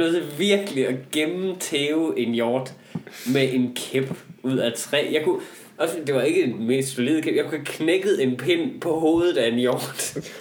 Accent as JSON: {"language": "Danish", "country": "Denmark", "said": "jeg kommer fra Jylland"}